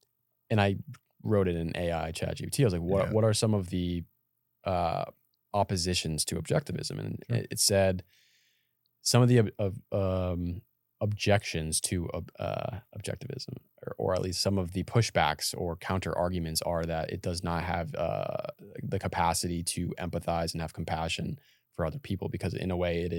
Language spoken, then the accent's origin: English; Massachusetts, United States; I come from Massachusetts.